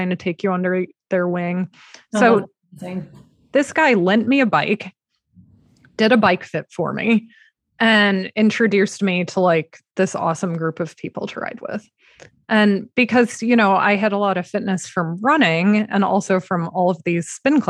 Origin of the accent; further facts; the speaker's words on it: Illinois, United States; moved away as an adult; now in Connecticut, United States; growing up in Illinois